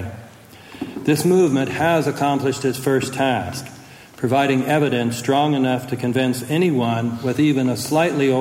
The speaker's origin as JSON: {"language": "English", "country": "United States", "said": "as American citizens"}